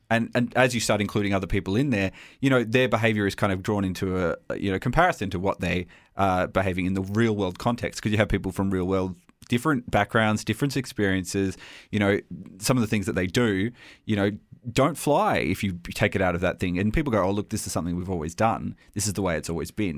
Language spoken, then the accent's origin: English; Australia; accent: Australian; my Australian accent.